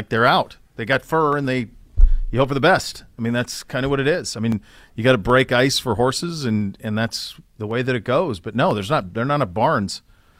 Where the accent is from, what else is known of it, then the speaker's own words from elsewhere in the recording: Great Falls, Montana, United States; And so there is like near where I grew up near Great Falls, the air temp is minus 39 air temp, not wind chill, air temp.